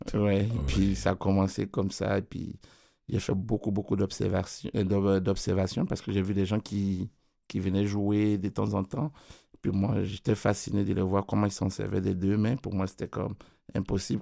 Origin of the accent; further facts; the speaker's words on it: Côte d’Ivoire; moved away; mon pays d'origine d'où je viens. Parce qu'en Côte d'Ivoire